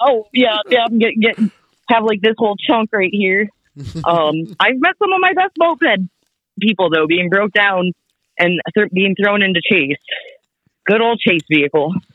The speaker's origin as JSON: {"language": "English", "region": "South Dakota", "country": "United States", "tie": "born or raised there", "also_born_or_lived": "Sioux Falls, South Dakota / California", "said": "there was one in my hometown when I was a kiddo, just pure South Dakota."}